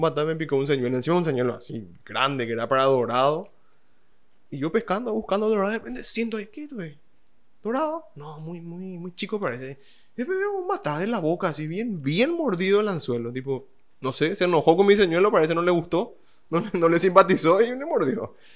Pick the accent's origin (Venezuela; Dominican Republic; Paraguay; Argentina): Paraguay; Acá en Paraguay mismo